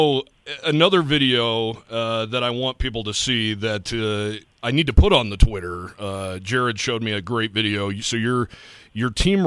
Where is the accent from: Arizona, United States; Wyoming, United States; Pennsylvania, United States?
Wyoming, United States; Cheyenne; I'm from Wyoming. I'm from Cheyenne, born and raised